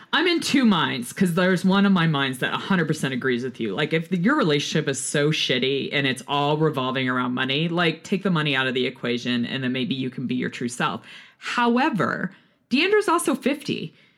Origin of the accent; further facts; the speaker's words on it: Houston, Texas, United States; speaking as a Texas woman. I grew up in Houston